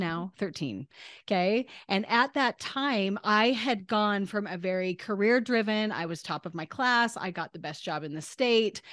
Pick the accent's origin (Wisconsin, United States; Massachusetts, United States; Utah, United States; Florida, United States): Utah, United States; Northern; I was born in Northern Utah in the United States of America